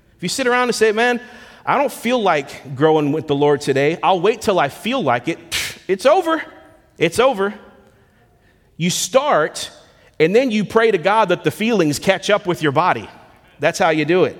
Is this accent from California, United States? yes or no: no; Lakeland, Florida, United States; moved away as an adult; now in Memphis, United States; left my hometown in Lakeland, Florida to relocate here to Memphis, Tennessee